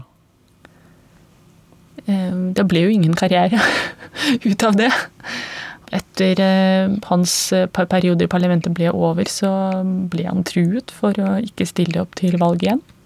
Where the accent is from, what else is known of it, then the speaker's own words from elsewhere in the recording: Belarus; Norwegian is a second language; moved away as an adult; now in Norway; jeg kommer fra Hviterussland